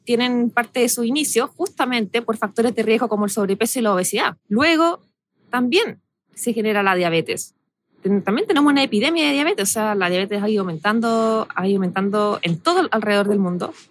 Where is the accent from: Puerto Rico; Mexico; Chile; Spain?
Chile